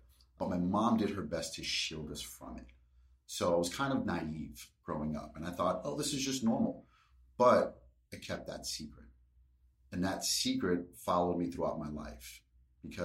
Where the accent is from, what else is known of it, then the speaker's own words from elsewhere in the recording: New York City, New York, United States; I grew up in Brooklyn, New York, born in 1978